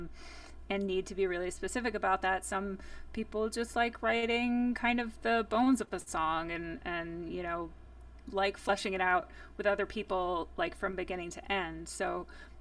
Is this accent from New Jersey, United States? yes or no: yes; New Jersey, United States; growing up in New Jersey